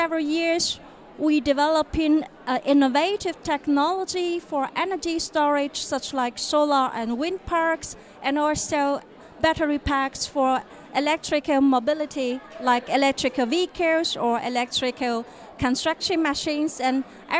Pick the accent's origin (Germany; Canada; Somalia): Germany; South Germany; English is a second language; also born or lived in China; I come from South Germany.